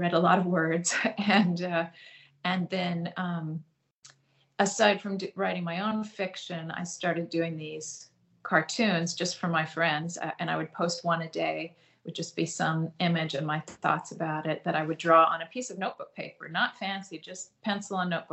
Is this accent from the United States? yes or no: yes; California, United States; moved away as an adult; also born or lived in Boston area; now in Boston, United States; I'm not from the Boston area. I'm from California. And I went to college in California